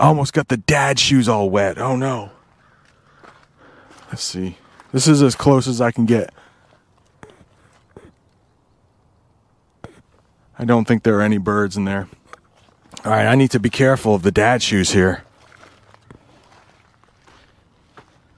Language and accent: English; Vermont, United States; moved away; I was born in Vermont